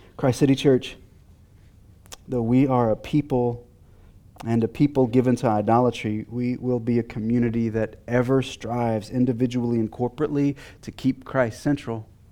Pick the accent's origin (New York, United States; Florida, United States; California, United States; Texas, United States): Texas, United States; I'm from Texas